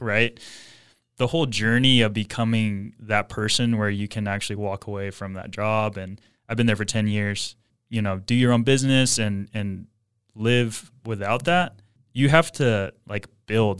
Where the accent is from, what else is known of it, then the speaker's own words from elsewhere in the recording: Ventura, California, United States; I grew up Ventura, born and raised